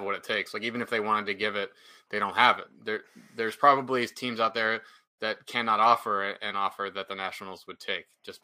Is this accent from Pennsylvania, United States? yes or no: yes; Pittsburgh, Pennsylvania, United States; I grew up in Pittsburgh